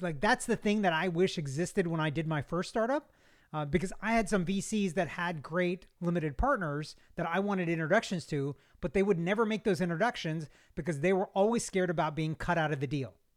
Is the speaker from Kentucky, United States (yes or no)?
yes; Kentucky, United States; now in Georgia, United States; I'm not from, uh, Georgia originally. I'm from Kentucky, uh, but I've been here since eighty-nine.